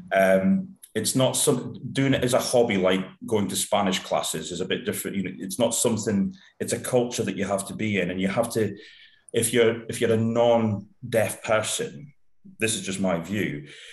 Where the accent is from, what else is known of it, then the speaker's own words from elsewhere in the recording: United Kingdom; being typically British